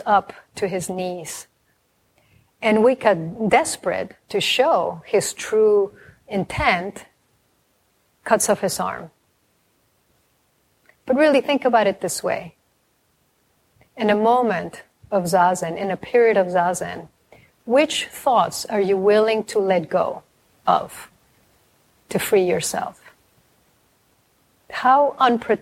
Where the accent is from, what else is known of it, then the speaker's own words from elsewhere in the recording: Mexico; a Mexican family, and I'm from Mexico